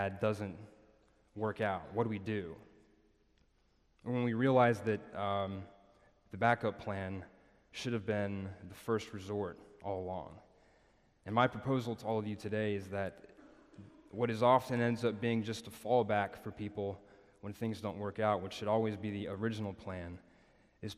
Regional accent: Nashville, Tennessee, United States; moved away as an adult; also born or lived in Birmingham, Alabama; I'm from Nashville

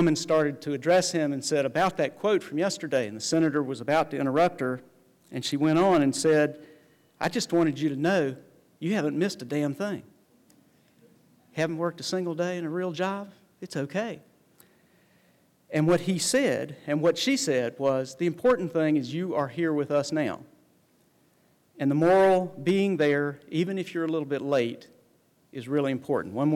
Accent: the South, United States; I was educated and raised in the South, raised my children here

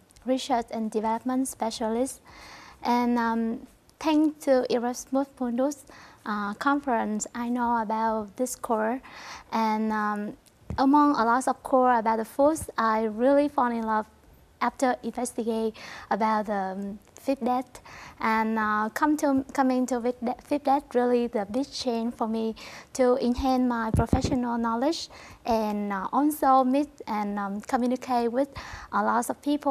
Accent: Vietnam; moved away; I come from Vietnam

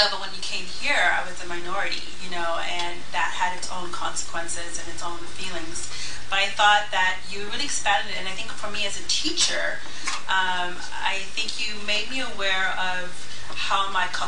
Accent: Kenya; now in United States; I'm bicultural. I grew up in Kenya and half African American, so you can't really tell my diversity in my skin.

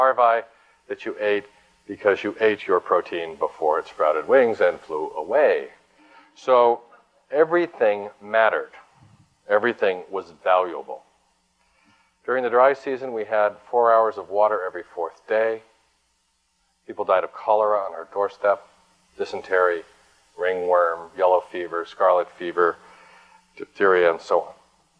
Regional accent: Hong Kong; also born or lived in Tokyo, Japan; I was born in Tokyo. I grew up in Hong Kong.

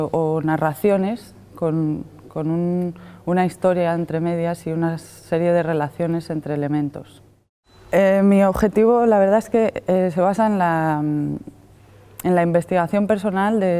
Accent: Madrid, Community of Madrid, Spain; now in Asturias, Spain; vengo de Madrid. He llegado a Asturias hace mm, tres años, más o menos

